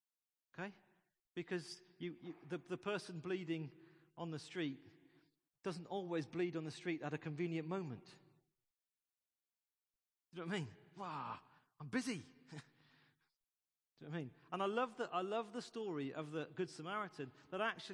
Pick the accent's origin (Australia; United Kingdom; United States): United Kingdom; We're British